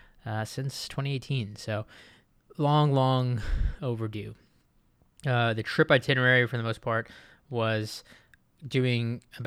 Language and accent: English; Okinawa, Japan; also born or lived in Iwakuni, Japan; I always grew up in Okinawa, Japan, and Iwakuni, Japan. Not so much, like, the city life.